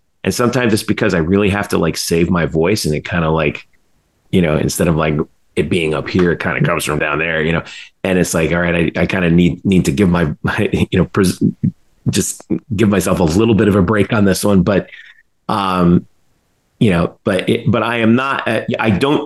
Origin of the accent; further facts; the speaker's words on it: South Florida, United States; I grew up in South Florida